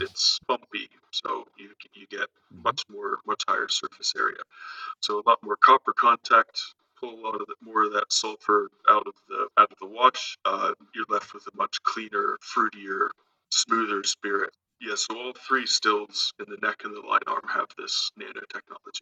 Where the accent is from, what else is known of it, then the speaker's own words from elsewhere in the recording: Gettysburg, Pennsylvania, United States; also born or lived in Bend, Oregon; now in Ireland; I'm originally from Gettysburg, Pennsylvania